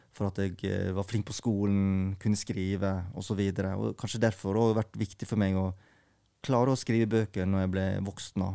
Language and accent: Norwegian; Norway; born or raised there; also born or lived in South Korea